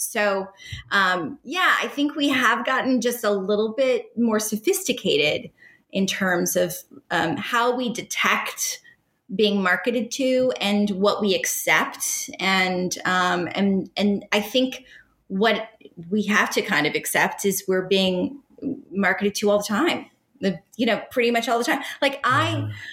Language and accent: English; Pacific Northwest, United States; now in Los Angeles, United States; I'm from the Pacific Northwest.